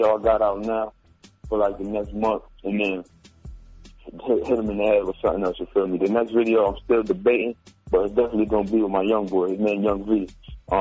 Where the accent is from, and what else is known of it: Connecticut, United States; born or raised there